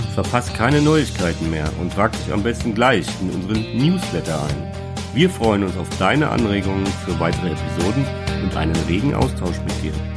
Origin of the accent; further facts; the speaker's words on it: Darmstadt, Hesse, Germany; von meiner Heimatstadt ist, nämlich von Darmstadt